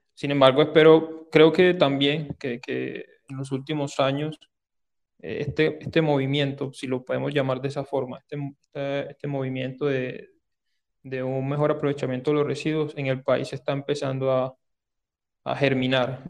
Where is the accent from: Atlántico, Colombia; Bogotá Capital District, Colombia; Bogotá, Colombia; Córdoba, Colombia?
Córdoba, Colombia; Sahagún; accent: Caribbean; moved away as an adult; now in Medellín, Colombia; yo soy de Sagún, Córdoba, aunque bueno, ya tengo casi 11 años de, estar por acá en Medellín, desde que me vine a estudiar a la, a la Antioquia